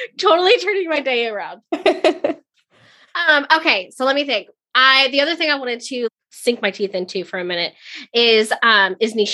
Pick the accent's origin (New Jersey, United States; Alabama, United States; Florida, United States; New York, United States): Florida, United States; Orlando; moved away; also born or lived in Wedgefield, Florida / Osteen, Florida; I'm originally from the Orlando area